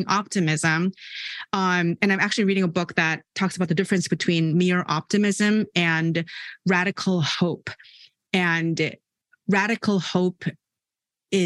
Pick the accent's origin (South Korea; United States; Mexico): South Korea; I'm from South Korea. I live in South Korea